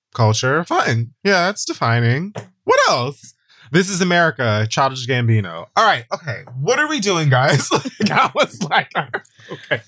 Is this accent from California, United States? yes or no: yes; Hayward, California, United States; growing up in Hayward, California